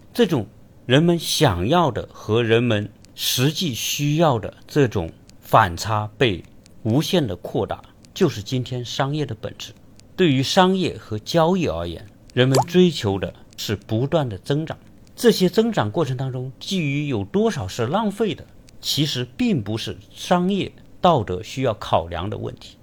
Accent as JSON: {"language": "Chinese", "country": "China", "said": "我们中国人"}